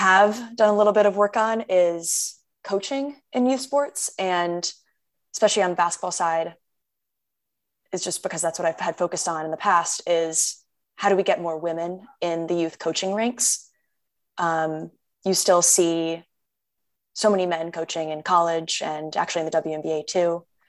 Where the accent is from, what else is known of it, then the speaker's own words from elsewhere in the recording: Connecticut, United States; I grew up in Connecticut